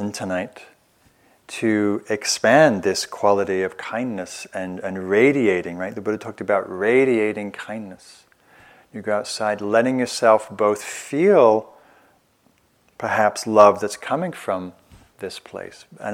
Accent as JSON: {"language": "English", "region": "England", "country": "United Kingdom", "moved": "as an adult", "lives_now": "United States", "said": "I'm from England"}